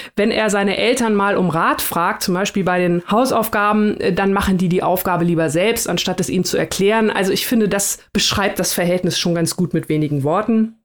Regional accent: Germany; wir als ähm, Deutsche

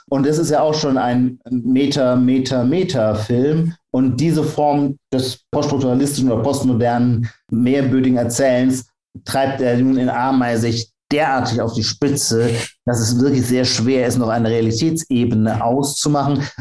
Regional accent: Heidelberg, Baden-Württemberg, Germany; ich bin Pfälzer, also Kurpfälzer, bin ich aus

